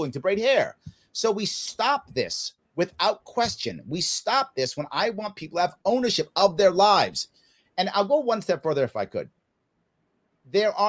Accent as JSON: {"language": "English", "town": "New York City", "region": "New York", "country": "United States", "tie": "born or raised there", "said": "I grew up in the South Bronx in the 70s in New York City."}